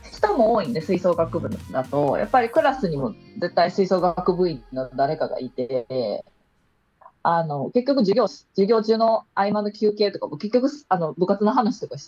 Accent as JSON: {"language": "Japanese", "region": "Osaka", "country": "Japan", "tie": "born or raised there", "moved": "as an adult", "lives_now": "Kyoto, Japan", "said": "出身は大阪です。大阪の。阪ね、はい、市内ですね。"}